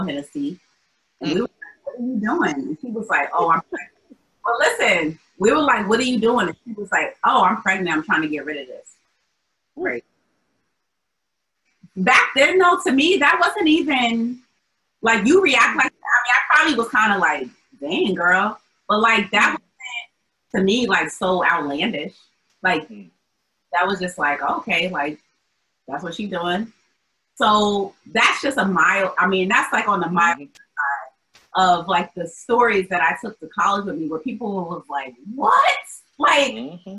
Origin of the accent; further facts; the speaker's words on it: Albany, New York, United States; moved away as an adult; also born or lived in Atlanta, United States; now in Boston, United States; I love my hometown because that's where I'm from and that's where my family is